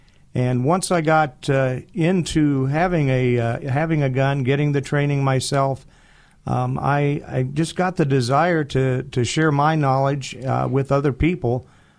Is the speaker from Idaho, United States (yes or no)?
yes; Boise, Idaho, United States; Well, I was raised as an Air Force brat. My father was in the Air Force, a career man. And he ended up retiring here in the Boise area. So I went to school in Boise High